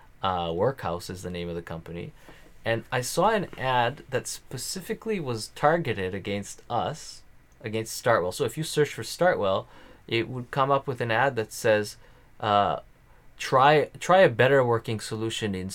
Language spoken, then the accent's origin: English; Canada; I'm being Canadian